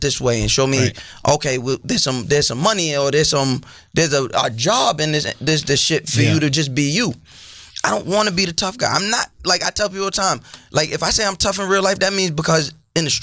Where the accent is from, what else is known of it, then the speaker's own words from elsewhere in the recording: North Babylon, New York, United States; I'm from Suffolk County, North Babylon